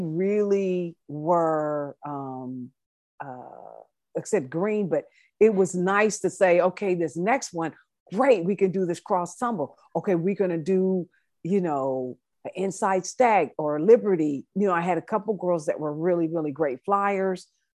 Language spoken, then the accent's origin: English; United States; I was coming as the American coach